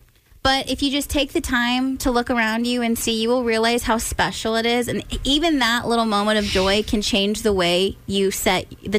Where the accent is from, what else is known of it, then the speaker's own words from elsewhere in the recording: California, United States; moved away; growing up in California